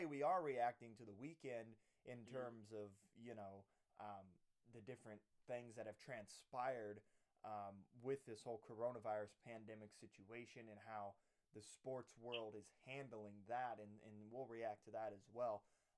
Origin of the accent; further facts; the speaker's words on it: Lisbon, Indiana, United States; I'm coming to you live from Lisbon, Indiana, my hometown, actually sitting on my bed right now doing this podcast.